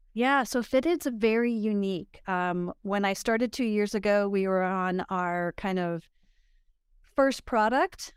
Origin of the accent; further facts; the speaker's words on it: Idaho, United States; also born or lived in Pomona, California / Florida; I was raised in Idaho, and I came back to Idaho after